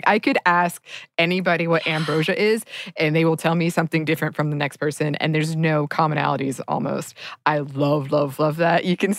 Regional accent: the South, United States; I grew up in the South as well. And so we do the Southern, pork, black-eyed peas, turnips.

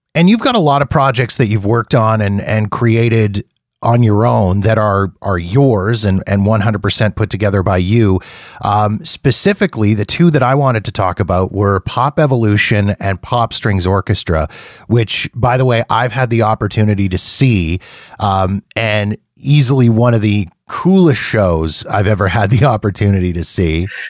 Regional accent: Canada; being Canadian

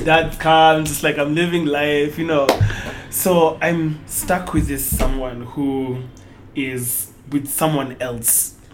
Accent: Nairobi, Kenya; I am from Nairobi, Kenya, born and bred

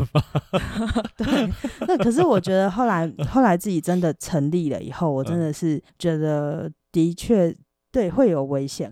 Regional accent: Taiwan; 我就是一个台湾人

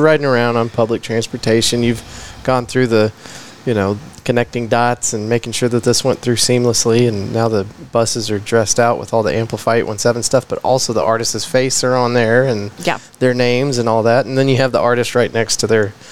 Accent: Midland, Texas, United States; also born or lived in Abilene, Texas; now in Fort Worth, United States; I wasn't all the way in Odessa, but I was right there with you in Midland

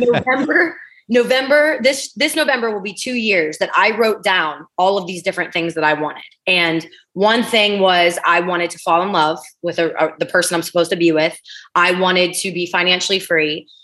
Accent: East Liverpool, Ohio, United States; moved away as an adult; also born or lived in Pittsburgh, Pennsylvania / Los Angeles; now in Delray Beach, United States; I was born in Pittsburgh, Pennsylvania. I lived in Ohio for the first 20, probably 20 years of my life

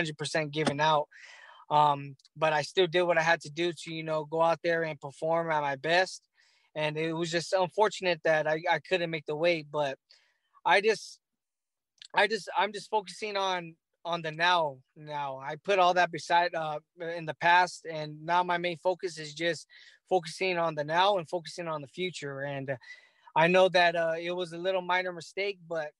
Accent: Los Angeles, California, United States; my hometown in L.A.

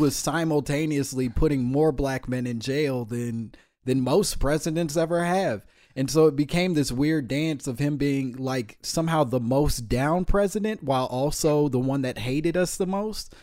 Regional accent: Midwest, United States; I'm from the Midwest

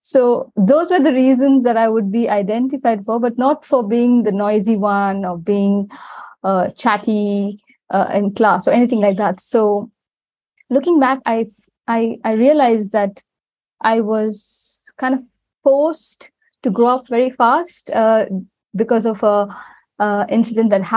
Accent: Chennai, Tamil Nadu, India; now in Dubai, United Arab Emirates; I live in the UAE, but I was born and raised in India

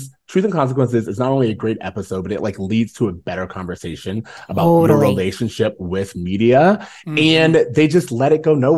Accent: Florida, United States; We're both from Florida

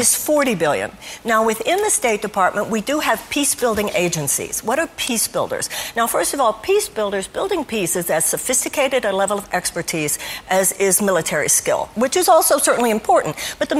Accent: Texas, United States; Now, of course, I come from Texas.

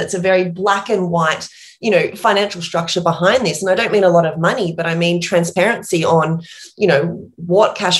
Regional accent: Port Macquarie, New South Wales, Australia; accent: small town accent; moved away as an adult; also born or lived in New York

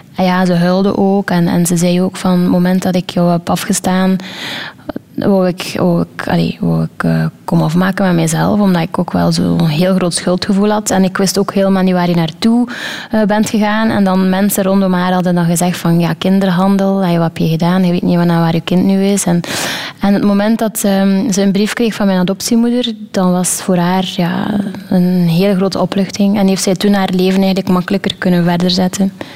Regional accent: Wevelgem, Flanders, Belgium; also born or lived in Brazil; zo ben ik uiteindelijk in België beland

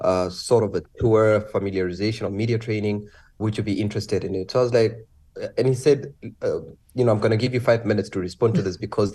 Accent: Namibia; I came from Namibia, that's in the southwestern part of Africa, way down south.

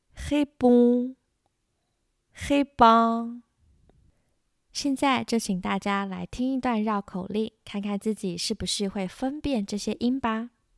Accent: Taiwan; 有哪些是我们台湾人学法语的时候容易发错的音

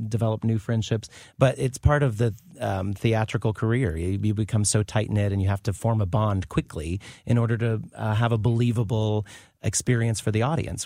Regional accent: Carlinville, Illinois, United States; moved away; since I was from Illinois

